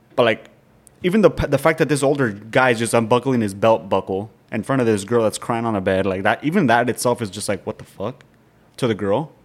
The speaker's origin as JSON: {"language": "English", "region": "Nebraska", "country": "United States", "tie": "born or raised there", "said": "we grew up in Nebraska, like small town"}